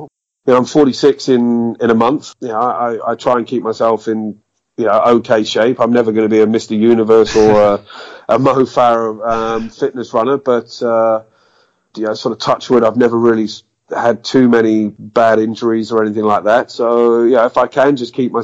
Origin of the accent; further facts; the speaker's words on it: United Kingdom; being British